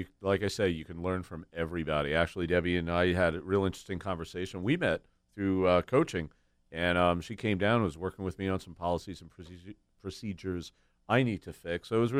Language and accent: English; New York, United States; I'm from New York.